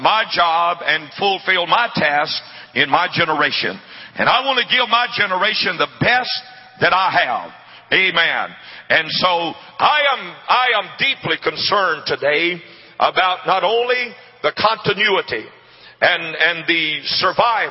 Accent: Jena, Louisiana, United States; I was born and raised in Gina, Louisiana

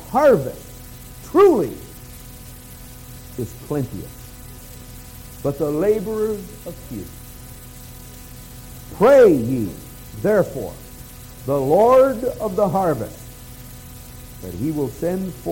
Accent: New Brunswick, Canada; I'm from New Brunswick, right next door.

